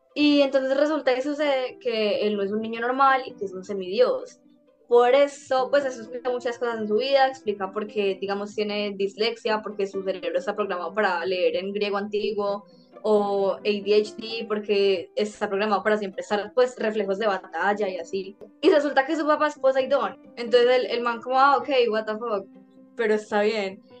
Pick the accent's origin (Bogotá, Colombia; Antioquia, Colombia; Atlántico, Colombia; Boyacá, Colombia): Antioquia, Colombia; súper antioqueña de mi parte